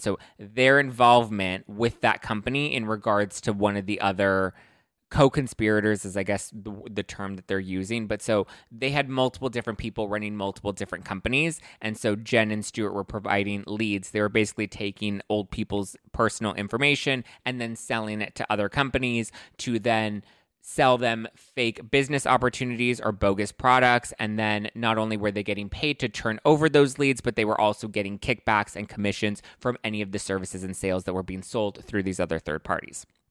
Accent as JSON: {"language": "English", "town": "Los Angeles", "region": "California", "country": "United States", "said": "I'm from East LA."}